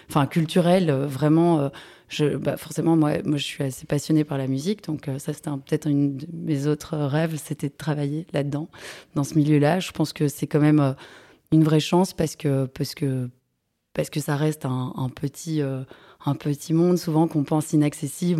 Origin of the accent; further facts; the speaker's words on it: Brussels, Brussels-Capital Region, Belgium; je suis bruxelloise, j'ai grandi dans les alentours de Bruxelles